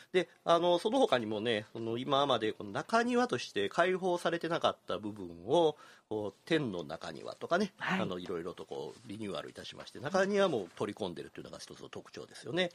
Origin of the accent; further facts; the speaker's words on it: Kyoto, Japan; 私が生まれ育った西陣地域町屋が多かった